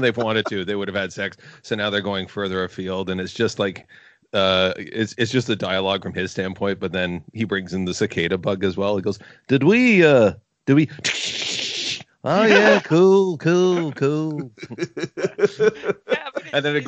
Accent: Gananoque, Ontario, Canada; my hometown club, which is in Kingston, just outside Gananoque, where I grew up

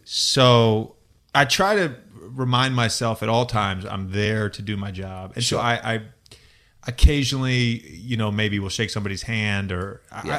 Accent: Virginia, United States; now in Los Angeles, United States; growing up in the ACC country, growing up in Virginia

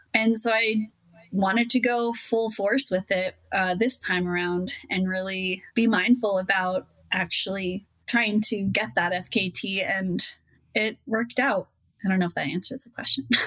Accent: Utah, United States; my home state of Utah

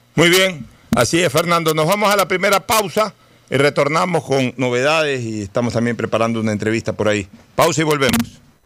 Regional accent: Ecuador; yo sí sentí un vejamen como ecuatoriano

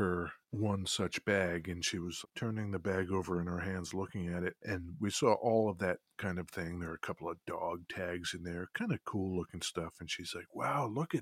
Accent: Westfield, New Jersey, United States; Westfield, New Jersey. My hometown

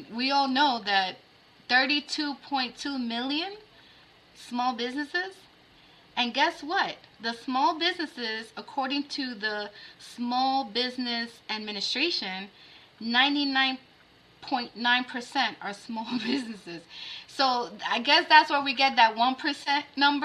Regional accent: New York, United States; As a New Yorker

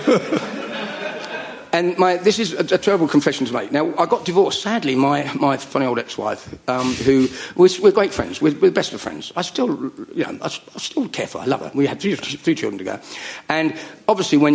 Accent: United Kingdom; now in Surrey, United Kingdom; I'm not from North London, no. I'm from Middlesex or Surrey. I live in Surrey.

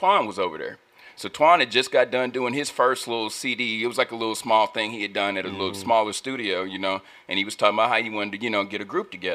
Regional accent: St. Louis, Missouri, United States; now in Wichita, United States; I'm from St. Louis, from Missouri, you know what I'm saying? But I moved here in 96.

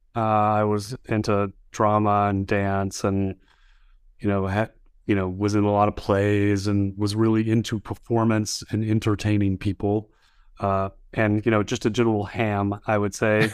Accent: Baton Rouge, Louisiana, United States; moved away as an adult; also born or lived in Austin, Texas; My high school was a magnet high school, Baton Rouge High School magnet

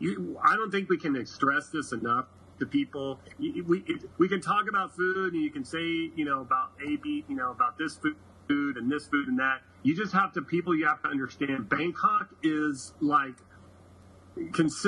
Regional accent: San Francisco, California, United States; moved away; I grew up in the Bay in San Francisco

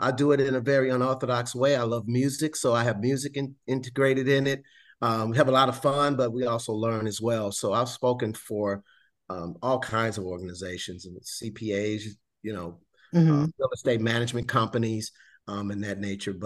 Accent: Chicago, Illinois, United States; moved away as an adult; also born or lived in Ithaca, New York / Memphis, Tennessee; I'm originally from Chicago

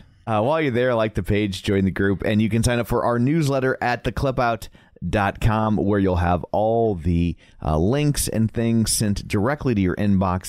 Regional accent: Midwest, United States; we're from the Midwest

